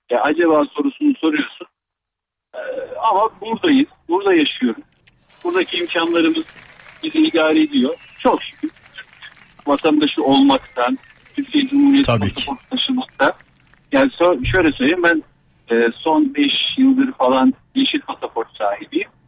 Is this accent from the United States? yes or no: no; Australia; born or raised there